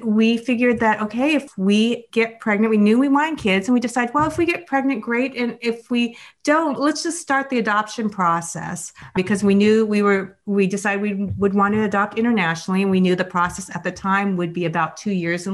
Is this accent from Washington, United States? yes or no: yes; Seattle, Washington, United States; the Seattle area where I grew up